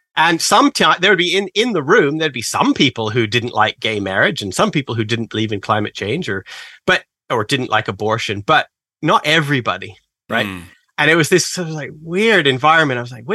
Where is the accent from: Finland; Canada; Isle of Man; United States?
Canada; moved away as an adult; now in England; But I'm actually originally Canadian. I grew up in a very conservative area of Canada. You know, Canadians, we have a Bible Belt